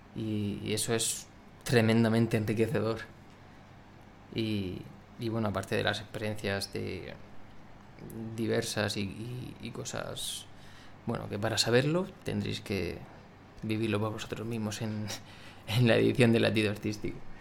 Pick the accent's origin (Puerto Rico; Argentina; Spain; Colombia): Spain; Murcia, Region of Murcia; soy de Murcia